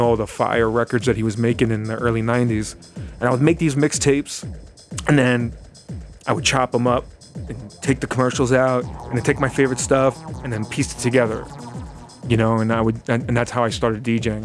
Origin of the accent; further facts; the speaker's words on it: New York City, New York, United States; I grew up in the grave, like the Gravesend, Bath Beach area, of Brooklyn